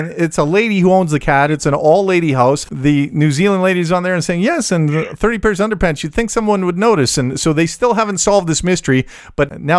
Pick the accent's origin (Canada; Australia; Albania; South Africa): Canada; Very polite because we're Canadian.